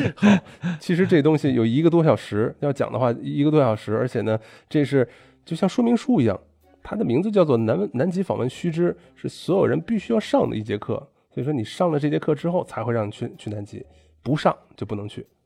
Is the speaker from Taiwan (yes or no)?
no; China; moved away; 老子是中国人